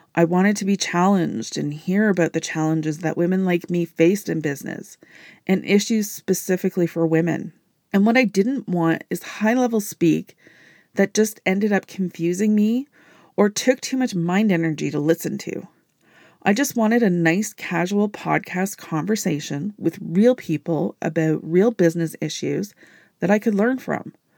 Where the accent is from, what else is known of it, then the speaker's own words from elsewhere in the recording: Canada; I am a Canadian business entrepreneur